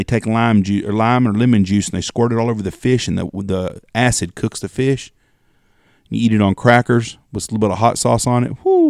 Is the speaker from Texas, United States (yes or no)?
yes; West Texas, United States; We're from West fucking Texas